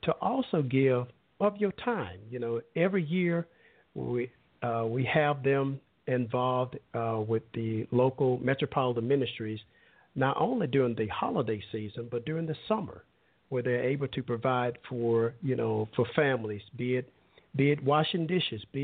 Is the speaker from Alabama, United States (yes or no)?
yes; Alabama, United States; I'm from a little smaller town in Alabama, and where everybody knew everyone, and it's always a running joke of, you know, everybody there in my hometown, we were cousins